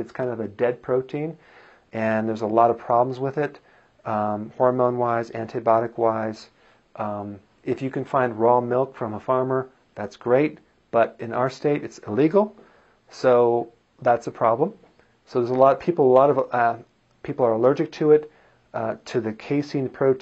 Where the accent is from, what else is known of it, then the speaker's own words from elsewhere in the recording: Wisconsin, United States; I am from Wisconsin